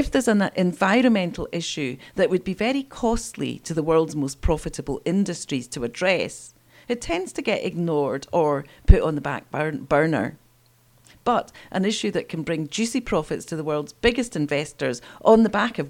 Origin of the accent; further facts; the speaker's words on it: Scotland, United Kingdom; Scotland, my home country